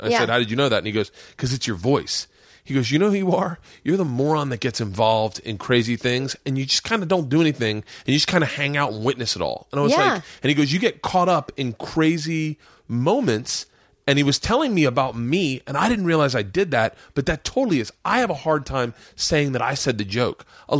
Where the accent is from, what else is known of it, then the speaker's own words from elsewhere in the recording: the South, United States; I grew up in the South, the segregated South, and I noticed it.